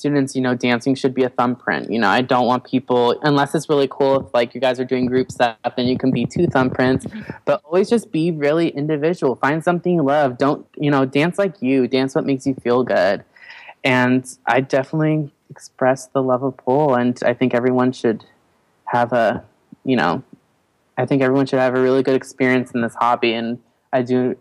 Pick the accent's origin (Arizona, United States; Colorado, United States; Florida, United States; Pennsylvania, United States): Colorado, United States; now in Los Angeles, United States; I was born in Colorado